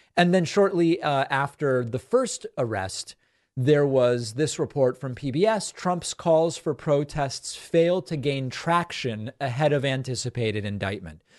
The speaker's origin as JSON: {"language": "English", "country": "Argentina", "also_born_or_lived": "Western Massachusetts", "moved": "yes", "said": "I'm from Argentina"}